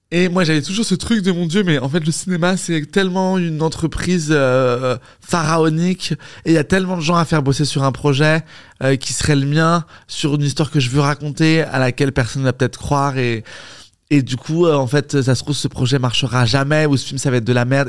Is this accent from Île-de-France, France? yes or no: yes; Paris, Île-de-France, France; je suis né à Paris